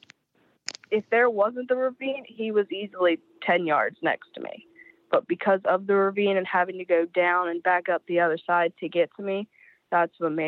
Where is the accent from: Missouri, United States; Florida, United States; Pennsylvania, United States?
Pennsylvania, United States; Dauphin, PA; I am from Dawson, PA, right at the bottom of Peters Mountain, right off the Appalachian Trail.